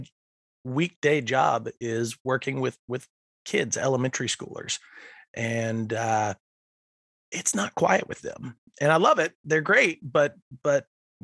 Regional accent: Franklin County, outside Roanoke, Virginia, United States; now in Chesterfield, United States; I grew up just outside of Roanoke in Franklin County, and so it was a lot of nature out there.

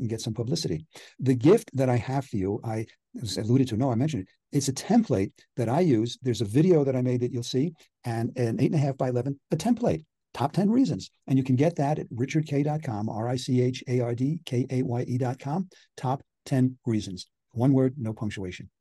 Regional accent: Long Island, New York, United States; where I grew up on Long Island, New York

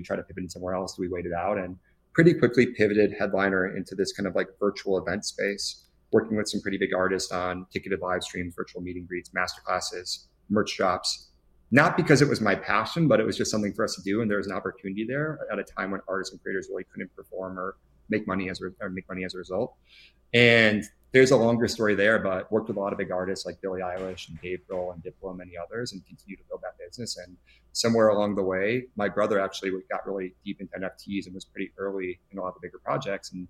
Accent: Chicago, Illinois, United States; now in Los Angeles, United States; I'm originally from Chicago, but not in LA these days.

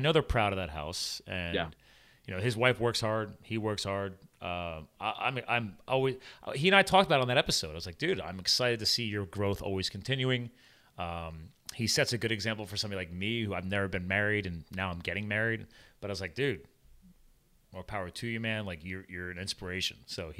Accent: New Jersey, United States; born there; I was born in Jersey.

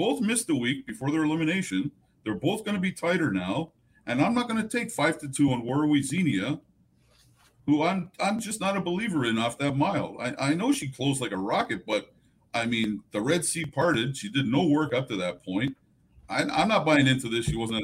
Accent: Canada; as a Canadian

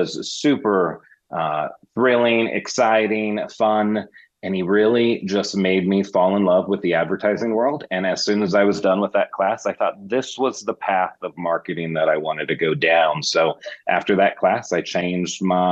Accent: Wichita, Kansas, United States; moved away as an adult; also born or lived in Los Angeles; now in Kansas City, United States; I'm from Wichita, Kansas, born and raised there

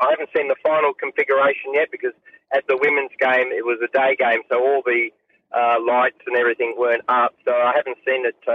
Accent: England, United Kingdom; born there; I was born in England, so they're they're my second team.

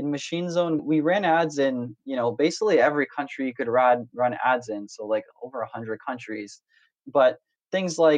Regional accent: Canada; moved away as an adult; also born or lived in Silicon Valley, United States; I grew up in Canada most of my life, went to university there, came out to the States for the first time after graduating to work in Silicon Valley

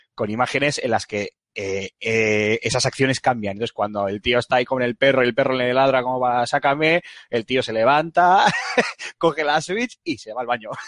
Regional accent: Bilbao, Basque Country, Spain; yo soy muy de Bilbao

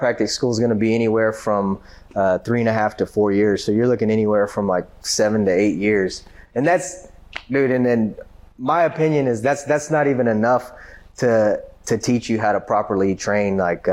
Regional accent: Grand Prairie, Texas, United States; I'm from Grand Prairie. I went to South Grand Prairie High

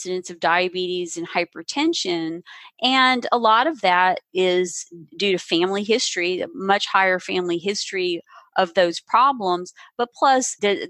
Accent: the South, United States; I grew up in the South, and we ate unhealthy

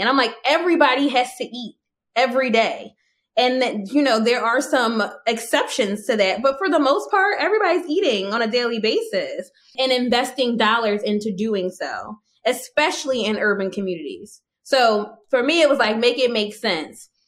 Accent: United States; an American woman who didn't travel anywhere until after, you know, till my 30th birthday

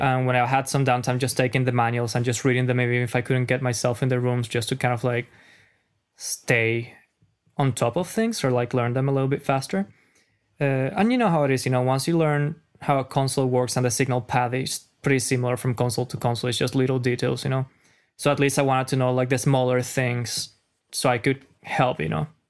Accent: Caracas, Capital District, Venezuela; English is a second language; moved away as an adult; now in United States; I'm a foreigner, as you know. If you guys didn't notice my accent, I'm from Caracas

